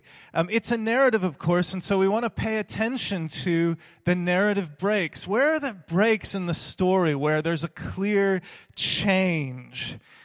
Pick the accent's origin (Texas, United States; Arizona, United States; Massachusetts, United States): Texas, United States; now in Sheffield, United Kingdom; I'm from Texas originally, and I no longer say y'all and things like that, so you'll be glad to know.